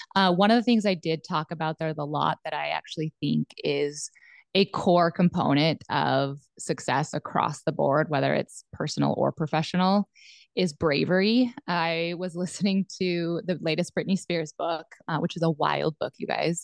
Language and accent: English; Southwest Montana, United States; moved away as an adult; also born or lived in central Nebraska; now in Nebraska, United States; I was born and raised in Southwest Montana on a cattle ranch